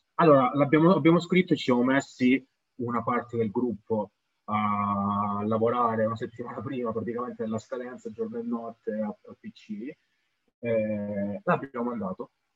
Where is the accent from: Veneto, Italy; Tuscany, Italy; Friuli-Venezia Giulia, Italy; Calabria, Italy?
Calabria, Italy; Camini; io sono di, di, originario di Camini